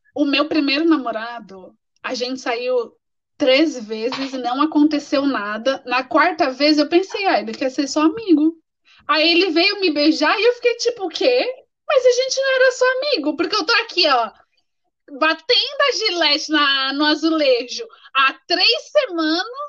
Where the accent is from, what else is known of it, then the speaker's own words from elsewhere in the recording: Brazil; moved away as an adult; Como brasileira